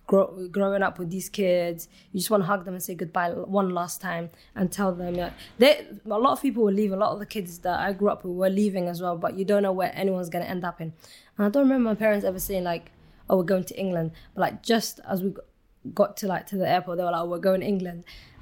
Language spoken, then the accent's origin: English; Somalia; So Somalia, when I was born, the war started well before I was even born. But Somalia, I would say from my childhood memories, we got to learn to live with every